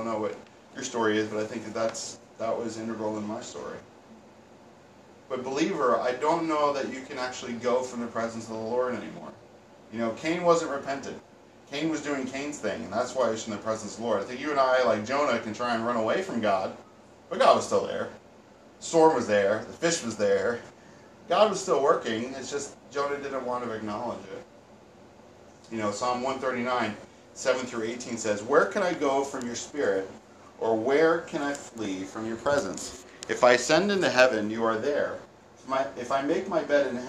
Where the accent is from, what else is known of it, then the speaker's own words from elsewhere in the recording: around New York City, United States; us growing up around New York City